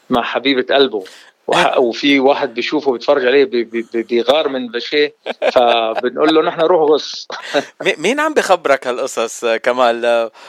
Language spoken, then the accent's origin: Arabic; Beirut, Beirut Governorate, Lebanon; now in Jordan; صارت الحرب آه ببيروت 70 الله لا يعيد الايام هذيك آه هربنا على الاردن ولهجتي تاردنت